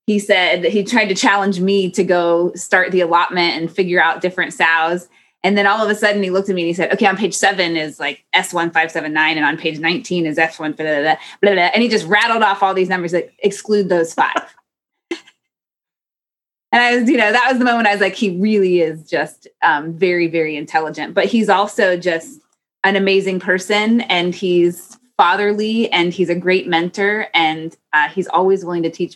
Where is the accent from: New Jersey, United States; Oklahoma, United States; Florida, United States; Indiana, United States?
Indiana, United States; Carmel; I grew up in Carmel, Indiana, which is just outside of Indianapolis